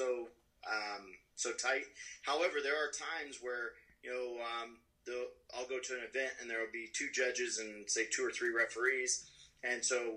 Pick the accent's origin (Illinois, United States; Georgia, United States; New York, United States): Illinois, United States; I was born and raised in Illinois